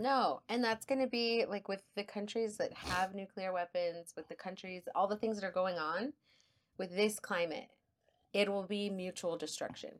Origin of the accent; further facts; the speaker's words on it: El Paso, Texas, United States; accent: El Paso; also born or lived in San Marcos, Texas; I grew up in El Paso